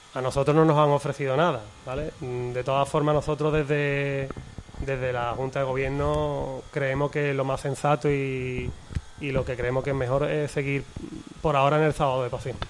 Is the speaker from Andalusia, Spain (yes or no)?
yes; Jerez de la Frontera, Andalusia, Spain; nosotros somos de Guadalcacín, estamos orgullosos de ser de allí